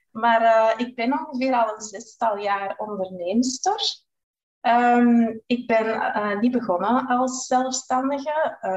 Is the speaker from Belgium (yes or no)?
no; Groningen, Netherlands; Ehm, ik ben dus … Ik ben afkomstig uit Groningen. Ik ben 43 jaar